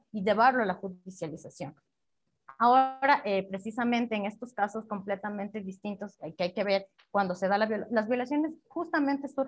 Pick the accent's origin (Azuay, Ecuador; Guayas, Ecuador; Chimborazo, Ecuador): Chimborazo, Ecuador; Riobamba; Yo soy de una ciudad pequeña, yo soy de Riobamba, yo crecí en un colegio católico, solo de mujeres y de monjas